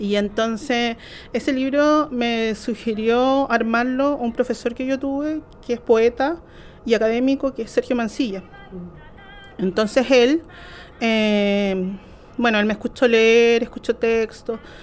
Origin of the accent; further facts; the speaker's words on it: Chile; crecí en Lafken Mapu, que es la comunidad donde viven mis abuelos.